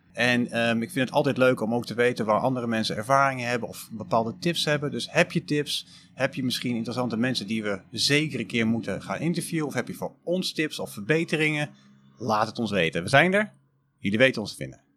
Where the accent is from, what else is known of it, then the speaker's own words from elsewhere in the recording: Almelo, Overijssel, Netherlands; accent: eastern Dutch; also born or lived in Deventer; now in Utrecht, Netherlands; mochten jullie dat aan mijn accent al gehoord hebben, ik ben oorspronkelijk uit Oost-Nederland, uit Almelo